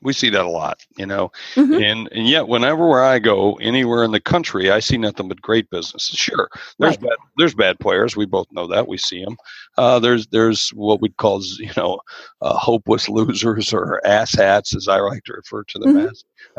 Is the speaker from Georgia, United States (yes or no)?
yes; Georgia, United States; grew up in Georgia. That's actually right. Yeah, although a lot of people know me for South Dakota